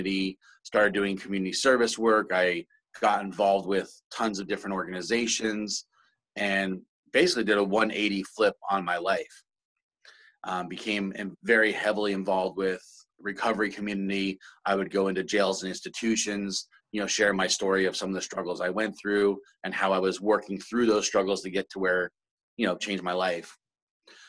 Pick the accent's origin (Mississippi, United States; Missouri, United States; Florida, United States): Florida, United States; South; also born or lived in Brooklyn, New York; now in Vancouver, Washington, United States; I was born in Brooklyn, New York, and grew up in South Florida the majority of my life